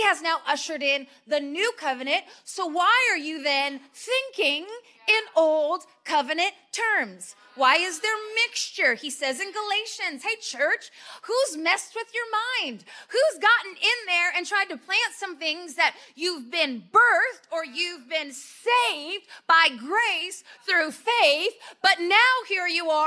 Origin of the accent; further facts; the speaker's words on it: Las Vegas, Nevada, United States; I'm from Vegas.